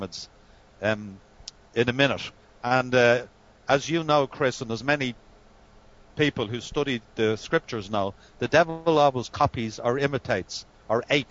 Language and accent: English; Ireland; we're Irish